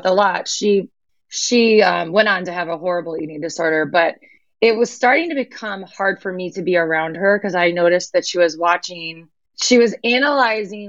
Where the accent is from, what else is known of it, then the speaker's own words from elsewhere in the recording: Michigan, United States; I grew up in Michigan